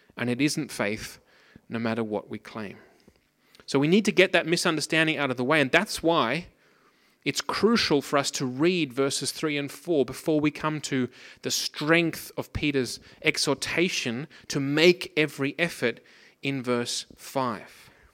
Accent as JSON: {"language": "English", "country": "Australia", "tie": "born or raised there", "moved": "yes", "said": "I grew up in Australia, as you might be able to hear from my outrageous accent. I grew up on the Pacific coast"}